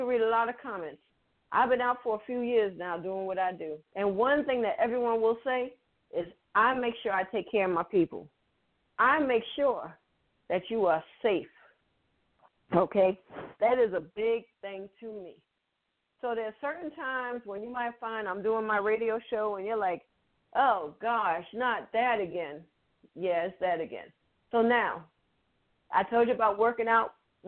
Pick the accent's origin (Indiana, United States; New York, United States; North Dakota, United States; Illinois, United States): New York, United States; Okay, I'm from New York. Some of you know, some of you don't. Everyone should. I'm from New York with dance skaters.